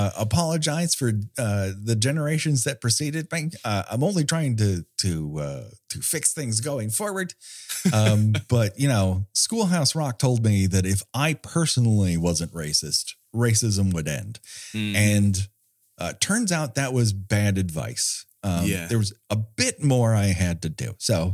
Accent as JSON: {"language": "English", "town": "Glendale", "region": "California", "country": "United States", "tie": "born or raised there", "said": "And so this means a lot to me because I grew up in Glendale, California."}